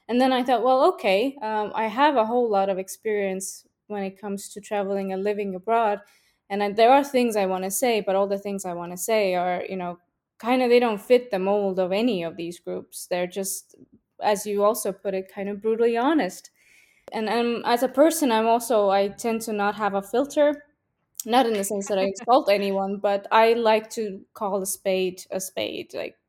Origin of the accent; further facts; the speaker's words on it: Estonia; also born or lived in Russia / Finland / Switzerland; I can't say where I'm from because I was born in Russia, and I grew up in Estonia, Finland, and Switzerland. And my family is all over the place too, so I'm a little bit from everywhere.